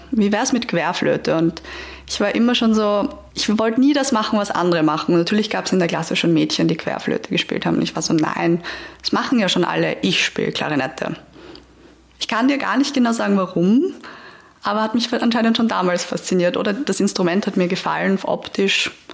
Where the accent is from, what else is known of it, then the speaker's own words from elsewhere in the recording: Vienna, Austria; als Wienerin